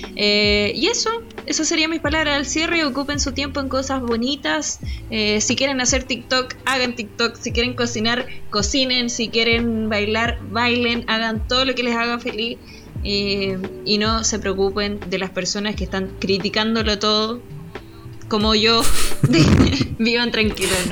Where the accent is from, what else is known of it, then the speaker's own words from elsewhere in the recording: Biobío, Chile; somos pésimos hijos del Bio Bio